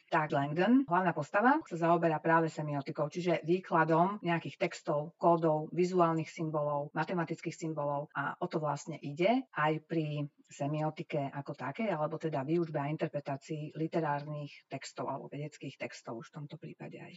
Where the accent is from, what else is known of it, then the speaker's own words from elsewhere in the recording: Slovakia; uspela som ako jediná zo Slovenska